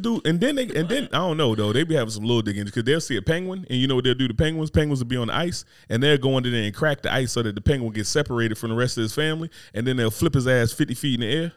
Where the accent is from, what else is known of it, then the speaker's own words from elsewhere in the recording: New Jersey, United States; moved away; growing up in Jersey